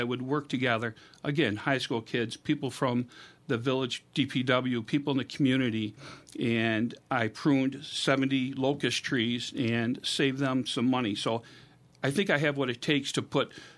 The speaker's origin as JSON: {"language": "English", "town": "Avon", "region": "New York", "country": "United States", "tie": "born or raised there", "said": "So I was born and raised in Avon on Prospect Street, right next to the Catholic Church. Been an Avon resident for 55 years."}